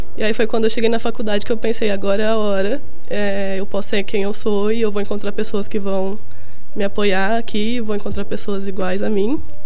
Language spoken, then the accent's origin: Portuguese; Minas Gerais, Brazil; moved away; eu sou mineira, é, eu estudava numa escola de padre